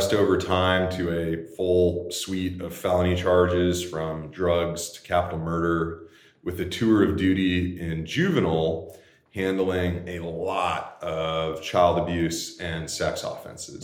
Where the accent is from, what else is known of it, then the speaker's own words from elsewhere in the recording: Plano, Texas, United States; I grew up in Plano, Texas.